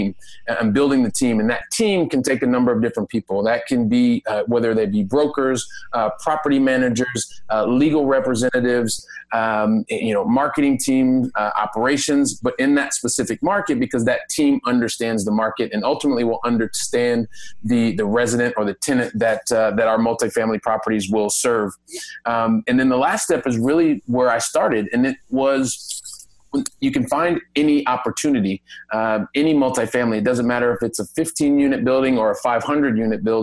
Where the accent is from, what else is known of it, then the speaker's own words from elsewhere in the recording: United States; moved away as an adult; now in Europe; as an American who lives in Europe and invests back in the United States